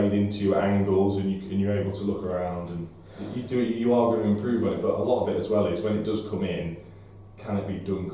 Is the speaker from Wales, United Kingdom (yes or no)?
no; 20 minutes from Crewe, North West England, United Kingdom; moved away as an adult; also born or lived in Norwich; I'm 20 minutes from Crewe originally